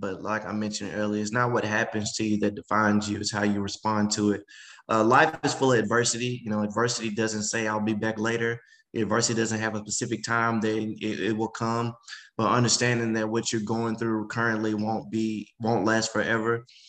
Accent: the South, United States; Oh, no, just growing up in the South, I'm super family oriented.

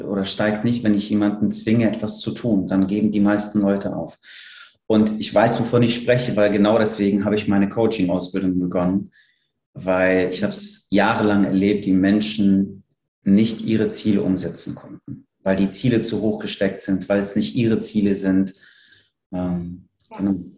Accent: Poland; now in Cologne, Germany; Ich bin in Polen aufgewachsen

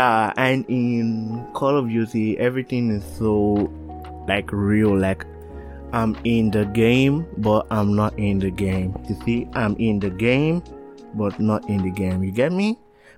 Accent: Nigeria; accent: Nigerian; now in Canada; I want to talk in my Nigerian accent, but if I know people are gonna listen, like, it transformed to a Canadian accent.

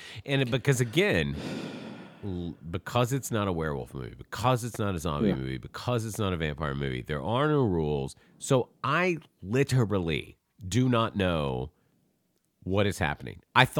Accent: the South, United States; I grew up in the South. I fucking had to pull lots of snakes out of chicken houses.

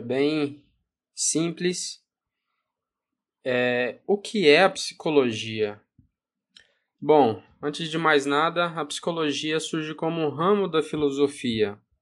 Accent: Goiás, Brazil; Sou goiano do Uai, porta, porteiro e portão

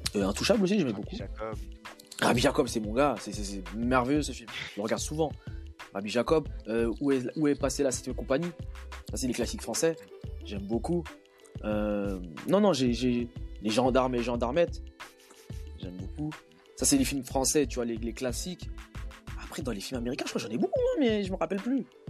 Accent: DR Congo; en tant que Congolais

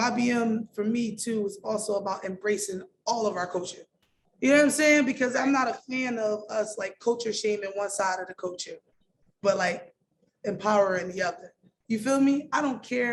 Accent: Philadelphia, Pennsylvania, United States; I'm from Philly

